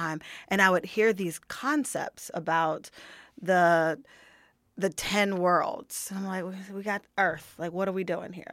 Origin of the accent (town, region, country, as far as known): United States; moved away as an adult